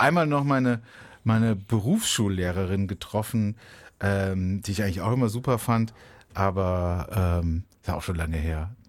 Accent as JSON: {"language": "German", "town": "Baden-Baden", "region": "Baden-Württemberg", "country": "Germany", "tie": "born or raised there", "said": "in meiner Heimatstadt Baden-Baden"}